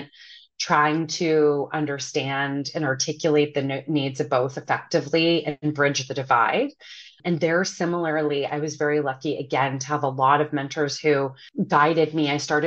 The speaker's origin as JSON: {"language": "English", "town": "Ottawa", "region": "Ontario", "country": "Canada", "tie": "born or raised there", "also_born_or_lived": "Toronto, Canada", "moved": "as an adult", "lives_now": "New York, United States", "said": "left my hometown of Ottawa to go to the University of Toronto"}